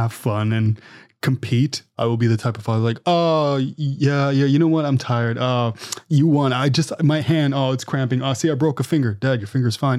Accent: Canada; I'm Canadian

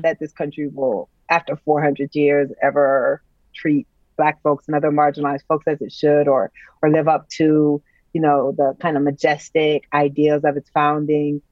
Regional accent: United States; as an American

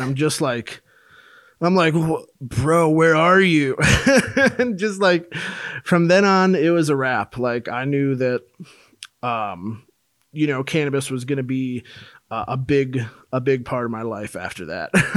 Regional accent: Minnesota, United States; moved away; also born or lived in Colorado; I'm originally from Minnesota, but I'd moved to Colorado for school

